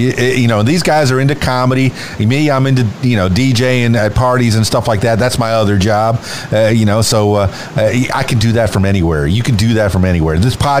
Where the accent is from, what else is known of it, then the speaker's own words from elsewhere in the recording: Miami, Florida, United States; Yeah, I'm from Miami, Florida.